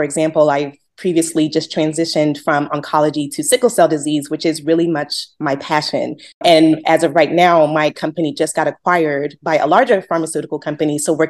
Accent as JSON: {"language": "English", "town": "Houston", "region": "Texas", "country": "United States", "also_born_or_lived": "Northeast US", "moved": "as an adult", "said": "I am a PharmD by training, and I am originally from Houston, Texas. I spent some time up in the Northeast doing getting my doctorate and also completing a postdoc fellowship."}